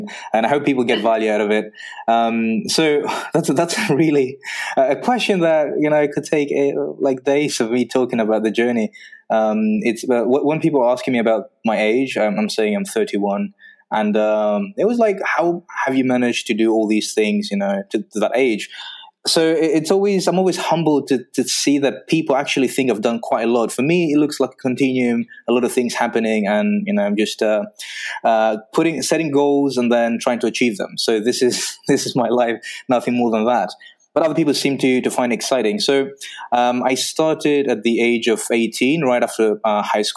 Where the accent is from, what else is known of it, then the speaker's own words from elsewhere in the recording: Greece; moved away as an adult; also born or lived in Belgium; So I'm from Greece